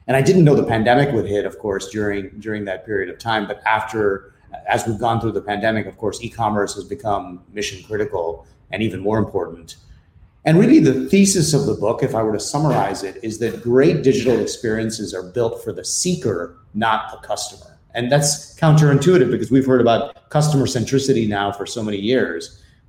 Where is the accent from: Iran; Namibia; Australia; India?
India; moved away as an adult; also born or lived in Philippines; now in United States; My background is I grew up in India and in the Philippines. So I grew up in Asia for most of my life, and then came to the US for university and stayed on here, spent several years in Europe as well.